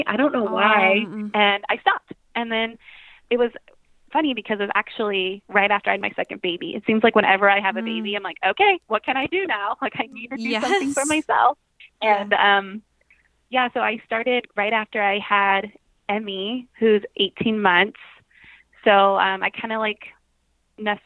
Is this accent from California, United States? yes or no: yes; the Bay Area, California, United States; also born or lived in Hawaii; I'm from the Bay Area in California. I've lived here pretty much my whole life, except for a few years when I lived in Hawaii